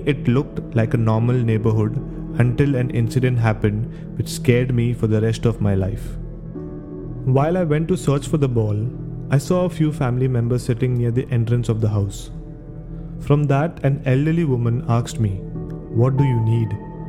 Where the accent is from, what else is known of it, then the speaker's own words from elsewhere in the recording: Mapusa, Goa, India; I grew up in Mapsa, Goa.